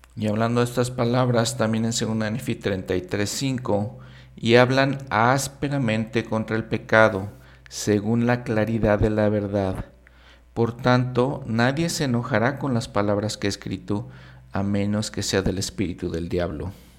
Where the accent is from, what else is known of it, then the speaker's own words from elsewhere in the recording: Mexico; como latinoamericano, como mexicano